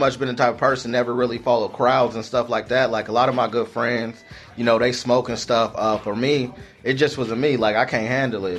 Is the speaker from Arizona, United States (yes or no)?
yes; Mesa, Arizona, United States; Yeah, born and raised in Arizona. I grew up in the Mesa area.